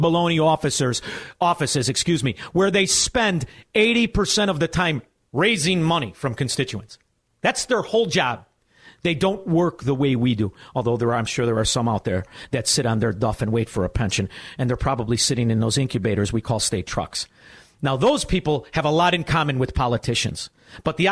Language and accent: English; Chicago, Illinois, United States; I'm from Chicago